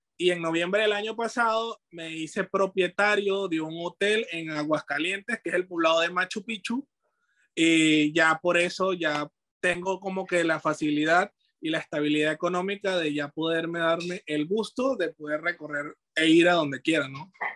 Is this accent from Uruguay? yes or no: no; Venezuela; moved away as an adult; now in Peru; cuando yo salí de mi país, eh, era en busca de aventuras